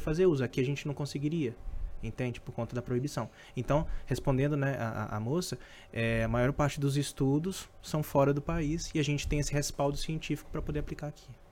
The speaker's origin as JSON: {"language": "Portuguese", "town": "Governador Valadares", "region": "Minas Gerais", "country": "Brazil", "moved": "yes", "said": "Eu sou de Minas, né? Então, eu morava na cidade"}